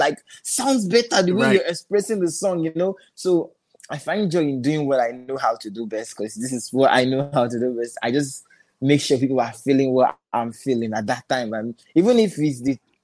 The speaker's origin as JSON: {"language": "English", "region": "Lagos", "country": "Nigeria", "tie": "born or raised there", "also_born_or_lived": "Anambra State", "said": "Originally, I'm from Anambra State, but I live in Lagos. You know, I live in Lagos. Grew up in Lagos, make music in Lagos"}